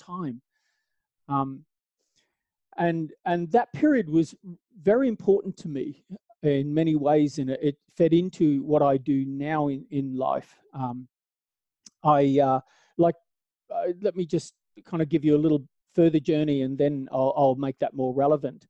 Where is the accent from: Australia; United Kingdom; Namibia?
Australia; moved away as an adult; now in Southern Appalachia, United States; the southern that I'm from is Australia. So I was born in out in Australia